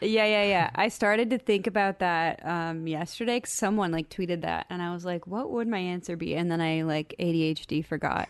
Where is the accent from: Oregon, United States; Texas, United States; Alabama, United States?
Oregon, United States; Portland; I grew up in the Portland area